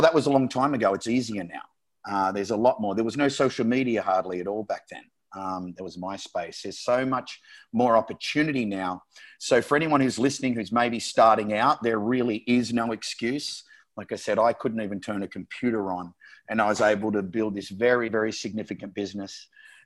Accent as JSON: {"language": "English", "country": "Australia", "also_born_or_lived": "San Diego / Las Vegas / Miami / Barcelona", "moved": "yes", "said": "I'm Australian"}